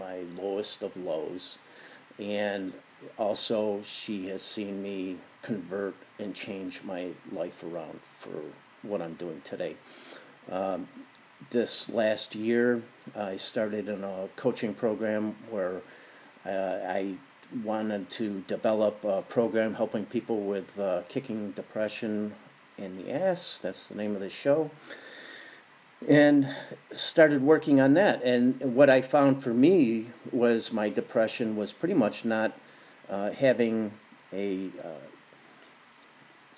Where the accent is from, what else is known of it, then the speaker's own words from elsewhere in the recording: Buffalo, New York, United States; now in Santa Barbara, United States; I'm from Buffalo, and I'm living here in Santa Barbara, California now